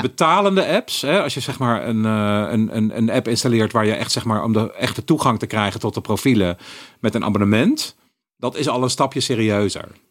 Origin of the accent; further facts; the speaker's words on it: Eindhoven, North Brabant, Netherlands; moved away; also born or lived in Utrecht; ik ben opgegroeid in Eindhoven